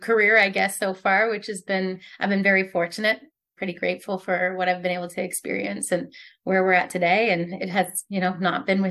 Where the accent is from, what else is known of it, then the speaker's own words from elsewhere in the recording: Nova Scotia, Canada; I grew up in Nova Scotia in like a fishing village, literally of like a couple thousand people.